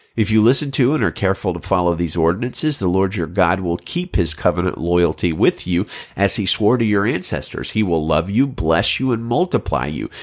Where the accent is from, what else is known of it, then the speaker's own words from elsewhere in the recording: Birmingham, Alabama, United States; I'm a child of the South, growing up in Birmingham, Alabama in the seventies and eighties